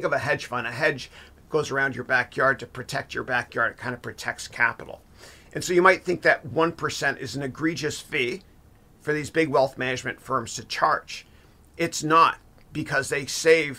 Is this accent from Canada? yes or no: yes; Canada; growing up in Canada, I'm a proud Canadian